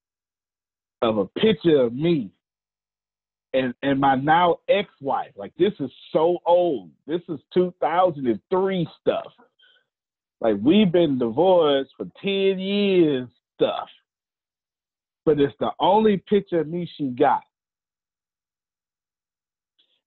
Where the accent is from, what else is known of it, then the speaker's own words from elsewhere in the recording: Galveston, Texas, United States; I'm from Galveston, Texas